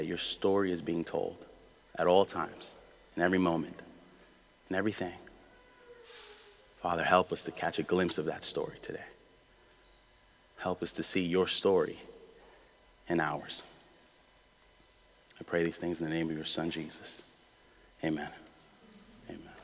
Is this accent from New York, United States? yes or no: yes; New York City, New York, United States; I grew up in Brooklyn my whole life